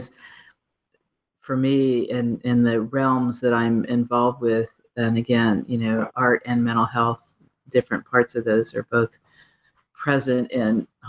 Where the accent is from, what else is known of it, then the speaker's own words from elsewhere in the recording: Midwest, United States; Being a Midwesterner